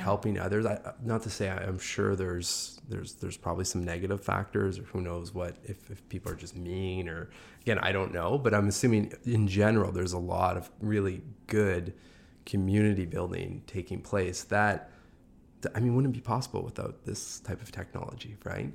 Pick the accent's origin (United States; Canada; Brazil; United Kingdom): Canada; Sudbury, Ontario; I'm from Sudbury